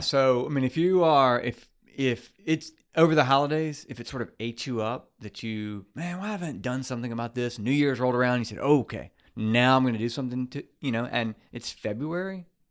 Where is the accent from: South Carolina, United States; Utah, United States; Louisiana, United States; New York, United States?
Louisiana, United States; Baton Rouge; grew up in Baton Rouge, grew up with in Baton Rouge